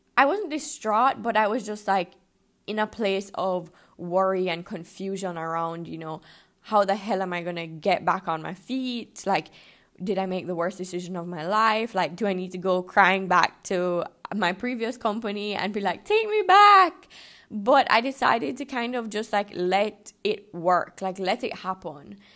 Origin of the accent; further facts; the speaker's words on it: Jamaica; moved away as an adult; also born or lived in Canada; I'm born and raised in Jamaica, but I did go to university in Canada